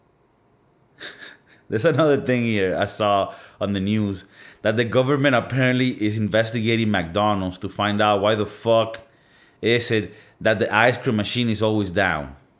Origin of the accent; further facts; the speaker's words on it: Venezuela; moved away; I come from Venezuela